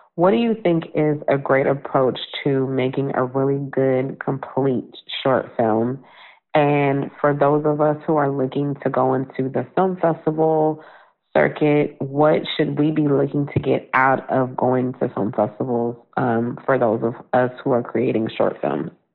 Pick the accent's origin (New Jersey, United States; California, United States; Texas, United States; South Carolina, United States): California, United States; Oakland; also born or lived in Berkeley; I grew up in the Bay Area. I grew up in Oakland and Berkeley